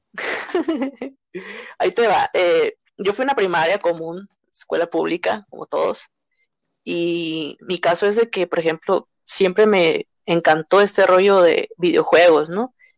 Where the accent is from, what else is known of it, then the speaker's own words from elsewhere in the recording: Mexico; como mexicanos